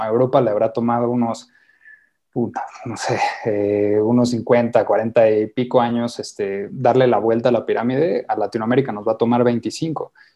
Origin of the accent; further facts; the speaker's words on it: Mexico; somos mexicanos